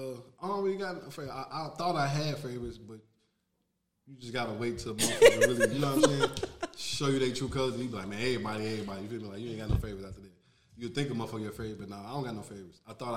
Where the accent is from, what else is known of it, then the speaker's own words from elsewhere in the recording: Bronx, New York, United States; I mean, I am from the Bronx.